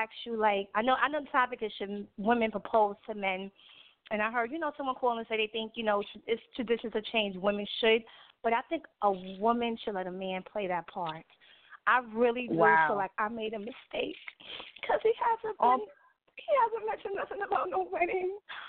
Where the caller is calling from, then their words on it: New York City, New York, United States; I'm calling from Queens, New York, Far Rockaway.